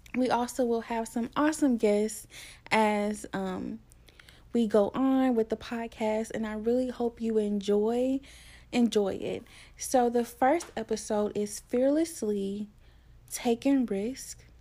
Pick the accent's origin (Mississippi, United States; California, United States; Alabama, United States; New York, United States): Alabama, United States; Tuscaloosa; I'm from Tuscaloosa, Alabama.